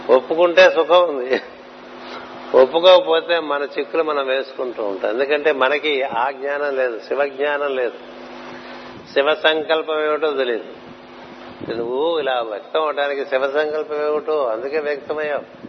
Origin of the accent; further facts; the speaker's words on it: Anantapur, Andhra Pradesh, India; మా చిన్నప్పుడు చదువుకున్నప్పుడు అనంతపూర్లో